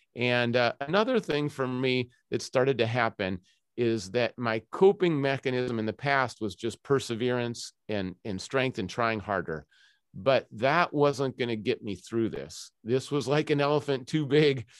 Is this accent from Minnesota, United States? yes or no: yes; Minnesota, United States; also born or lived in Scotland / Zimbabwe; now in Seattle, United States; I'm originally from Minnesota